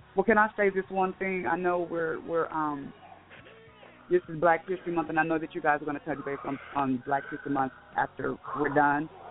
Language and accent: English; Okmulgee, Oklahoma, United States; now in Waco, United States; I'm from Okmulgee, Oklahoma